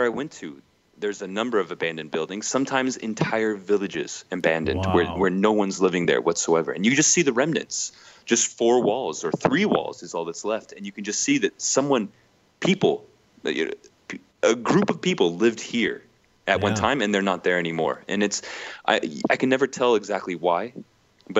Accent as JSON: {"language": "English", "country": "United States", "said": "I'm American"}